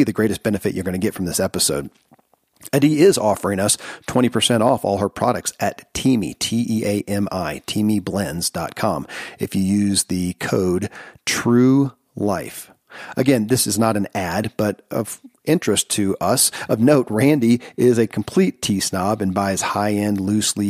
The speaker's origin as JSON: {"language": "English", "region": "Kentucky", "country": "United States", "tie": "born or raised there"}